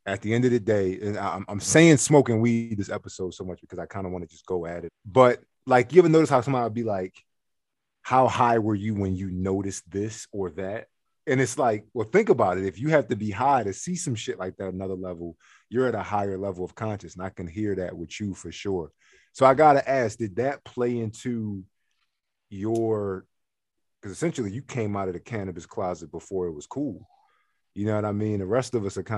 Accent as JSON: {"language": "English", "town": "Philadelphia", "region": "Pennsylvania", "country": "United States", "moved": "yes", "said": "I'm from Philly"}